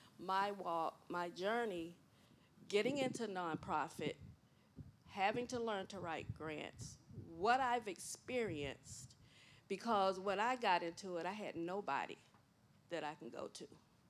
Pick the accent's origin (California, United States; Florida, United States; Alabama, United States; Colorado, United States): Florida, United States; Gifford; moved away as an adult; also born or lived in Miami, Florida; I was born and raised in Gifford, Florida.